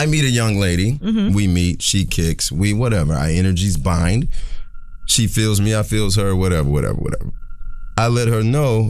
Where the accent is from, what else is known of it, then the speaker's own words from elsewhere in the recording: Atlanta, Georgia, United States; I'm from Atlanta.